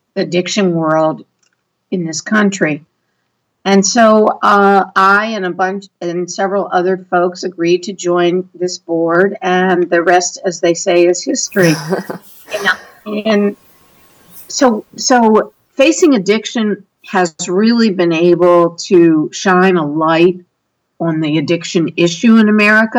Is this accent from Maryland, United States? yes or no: yes; Maryland, United States; we're from Maryland